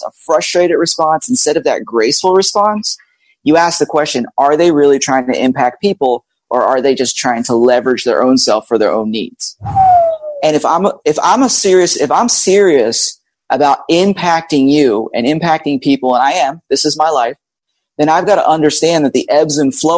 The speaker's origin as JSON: {"language": "English", "town": "Philadelphia", "region": "Pennsylvania", "country": "United States", "tie": "born or raised there", "also_born_or_lived": "Georgia / Tennessee / Florida", "moved": "as an adult", "lives_now": "Orlando, United States", "said": "I'm actually was born and raised in Philadelphia"}